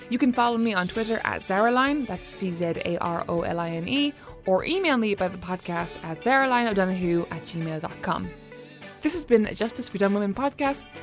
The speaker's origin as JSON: {"language": "English", "region": "Dubai", "country": "United Arab Emirates", "tie": "born or raised there", "said": "oh right and I grew up in Dubai everyone"}